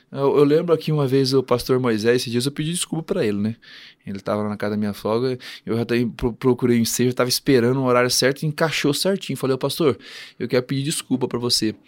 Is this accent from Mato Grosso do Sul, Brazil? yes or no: yes; Campo Grande, Mato Grosso do Sul, Brazil; also born or lived in Rondônia; now in Londrina, Brazil; eu sou de Campo Grande